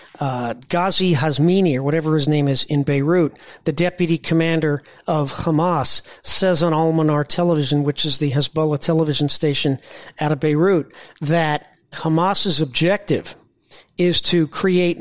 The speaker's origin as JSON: {"language": "English", "region": "Indiana", "country": "United States", "said": "I'm from Indiana"}